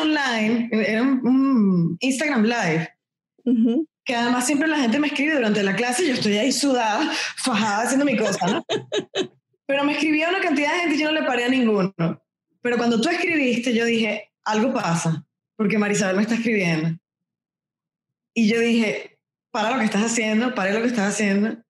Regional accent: Venezuela; moved away as an adult; now in Miami, United States; los dos somos venezolanos

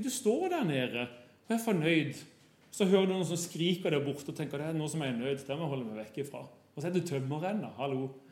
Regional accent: Kristiansand, Agder, Norway; moved away as an adult; now in Bergen, Norway; Jeg kommer fra Kristiansand. Har bodd i Bergen i 20 år, tror jeg

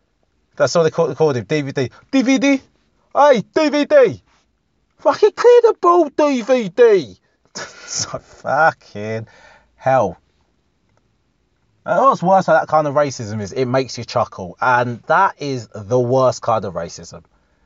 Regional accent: England, United Kingdom; You can say you love being British without saying fuck the French. You know? We like being English, even.

